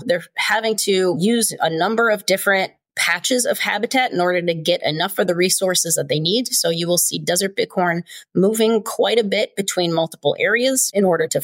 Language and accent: English; Chicago, Illinois, United States; moved away; also born or lived in Southern Nevada / Southern California; I grew up in Chicago